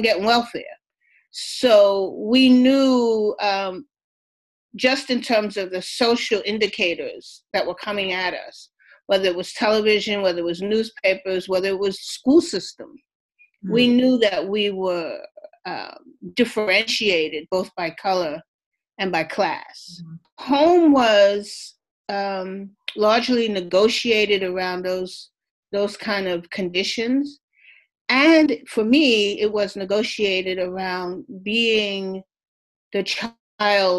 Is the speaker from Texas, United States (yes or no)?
no; New York City, New York, United States; I grew up in Harlem during the 1950s and 60s.